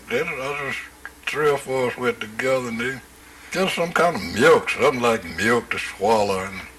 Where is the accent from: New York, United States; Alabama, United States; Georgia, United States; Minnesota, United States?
Alabama, United States; Tuskegee; I was born in Macon County, Alabama, which is Tuskegee.